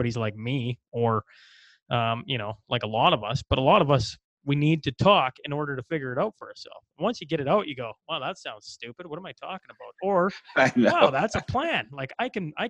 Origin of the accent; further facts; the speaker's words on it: Hillmond, Saskatchewan, Canada; I'm from Hillmont, Saskatchewan, home of Wade Redden